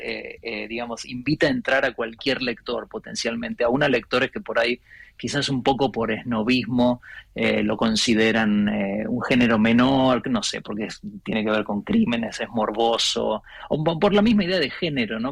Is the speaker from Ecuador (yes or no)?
no; Buenos Aires, Argentina; moved away as an adult; yo soy porteño, em, pero no vivo en Buenos Aires hace 20 años